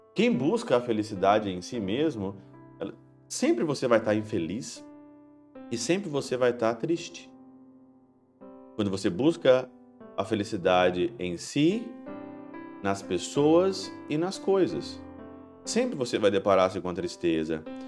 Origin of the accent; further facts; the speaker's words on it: Ouro Branco, Minas Gerais, Brazil; moved away; lá em Ouro Branco, na minha cidade natal